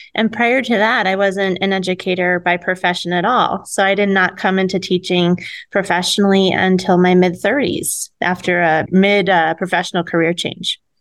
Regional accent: Connecticut, United States; moved away as an adult; also born or lived in New York City; now in Williams, Arizona, United States; I grew up in Connecticut

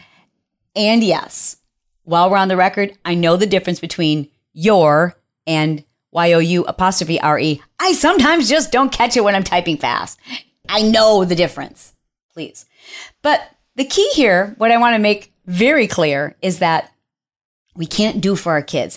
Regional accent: Detroit, Michigan, United States; I am from Detroit, and a hoopty is what we refer to as your first car

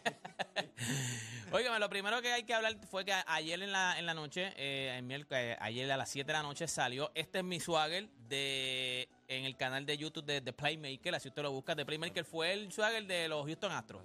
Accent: Puerto Rico; somos parte de los Estados Unidos. Nosotros quisimos construir como si fuéramos un estado de los Estados Unidos. Nosotros somos una isla, somos muy pequeños

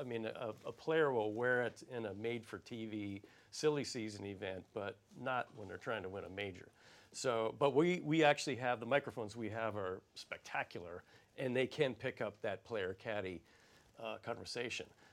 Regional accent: Arizona, United States; I'm from Arizona

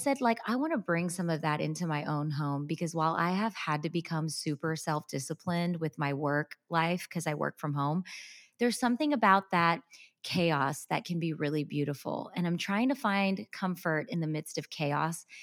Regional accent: United States; born and raised in America

